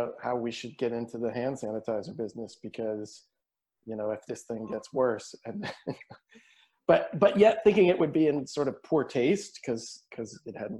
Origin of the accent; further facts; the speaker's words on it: Eastern Kentucky, United States; moved away; I grew up in Kentucky, and I grew up in Eastern Kentucky